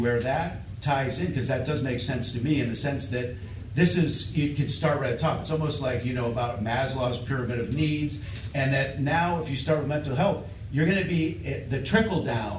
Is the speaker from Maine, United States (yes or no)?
yes; Wilton, Maine, United States; as a kid when I was growing up in Wilton, Farmington